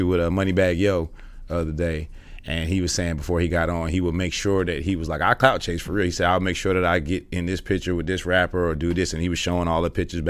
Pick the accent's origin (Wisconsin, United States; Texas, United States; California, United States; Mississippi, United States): California, United States; Inglewood; moved away as an adult; also born or lived in Los Angeles; now in Atlanta, United States; I was born and raised in Inglewood, but moved around a lot